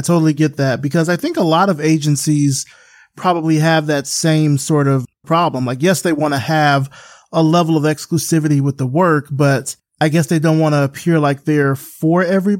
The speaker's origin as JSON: {"language": "English", "town": "Selma", "region": "Alabama", "country": "United States", "moved": "as an adult", "lives_now": "Atlanta, United States", "said": "I came to Atlanta in 99. So like right after that, but I'm from Alabama. I'm from Selma. So I'm not that far from Atlanta. I'm like roughly about 3 hours."}